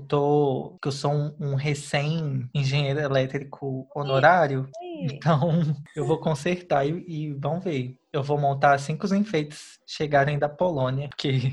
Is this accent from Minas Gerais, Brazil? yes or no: yes; Belo Horizonte, Minas Gerais, Brazil; a gente é de BH, viu, gente? Belo Horizonte, capital do estado de Minas Gerais